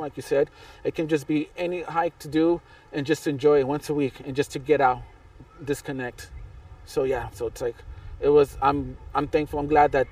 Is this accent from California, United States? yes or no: yes; San Bernardino, California, United States; also born or lived in Pico Rivera, California; when I was, like, 10, we moved to San Bernardino.